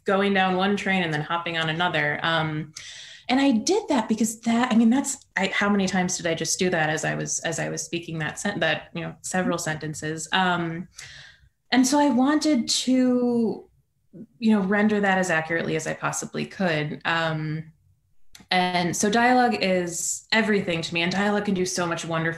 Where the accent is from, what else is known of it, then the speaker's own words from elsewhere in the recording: Midwest, United States; I'm from the Midwest